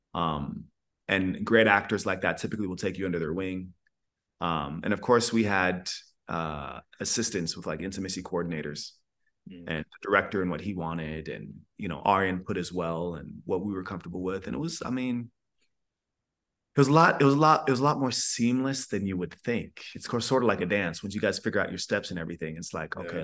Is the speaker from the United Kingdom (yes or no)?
no; Sierra Leone; now in United States; first generation immigrant, which I am. I was born in Sierra Leone, West Africa